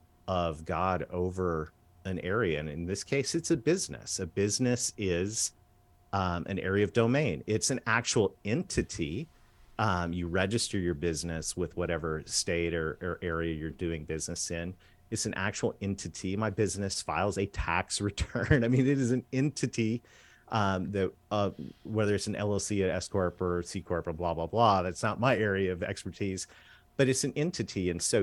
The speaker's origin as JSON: {"language": "English", "country": "Canada", "tie": "born or raised there", "said": "I did. Oh, yes, I'm a Canadian kid that married a Southern girl."}